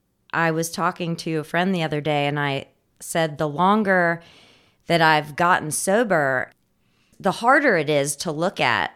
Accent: Indiana, United States; born there; also born or lived in Raleigh / California; I came from Raleigh, but before that, I was born in Indiana, and my family's from California, so I've also lived out there as well.

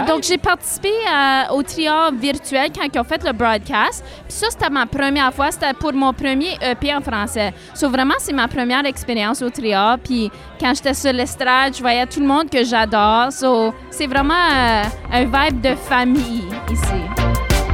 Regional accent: Sudbury, Ontario, Canada; accent: northern Ontario; moved away as an adult; also born or lived in Toronto / Odanak; now in Ottawa Valley, Canada; ma famille vient d'Odanak mais euh, j'ai grandi à Sudbury.

